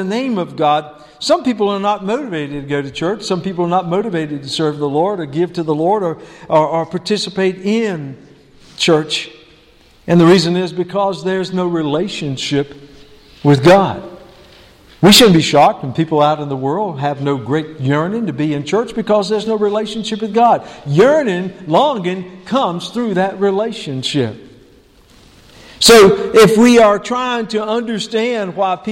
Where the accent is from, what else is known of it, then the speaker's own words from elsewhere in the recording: High Plains community, Person County, on the Virginia border, North Carolina, United States; moved away; the community in which I was born and known as the High Plains community and that farm and rural part of Person County right on the Virginia border. I yearn to go back there because, you know, that's where I was born. That's where I was raised